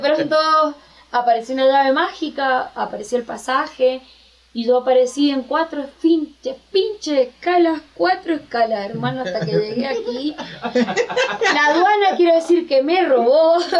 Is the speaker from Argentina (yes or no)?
yes; Argentina; moved away as an adult; now in Mexico; soy una simple argentina que está en México